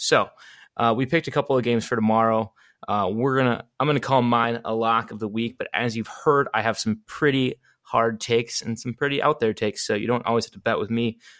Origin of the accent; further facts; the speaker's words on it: Milwaukee, Wisconsin, United States; I also went with my hometown team, the Milwaukee Bucks.